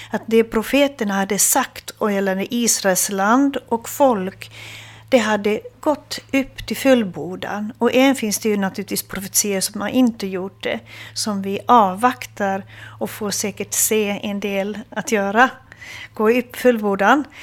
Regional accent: Hamina, Kymenlaakso, Finland; Eh, jag kommer från Fredrikshamn, var jag född. Eh, det är ehm, eh, känd som militärstad.

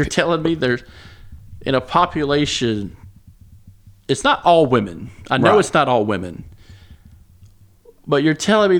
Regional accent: the American South, United States; You know, we grew up in the American South

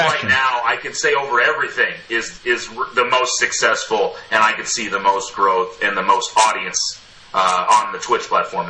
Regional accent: Yakima, Washington, United States; moved away; In 1990. So I'm from Washington State, like originally. Right. I was born in Yakima.

